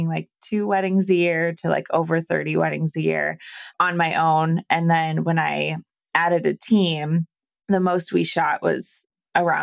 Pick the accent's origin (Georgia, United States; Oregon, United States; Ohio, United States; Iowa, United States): Iowa, United States; moved away as an adult; also born or lived in Arizona / California; I'm originally from Iowa. So I'm smack dab in the middle of the U.S.